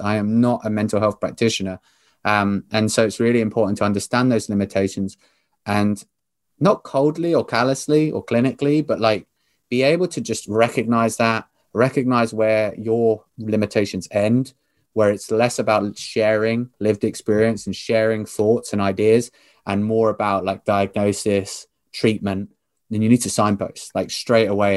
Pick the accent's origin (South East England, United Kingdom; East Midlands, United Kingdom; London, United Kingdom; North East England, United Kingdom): South East England, United Kingdom; Southampton; We are both from Southampton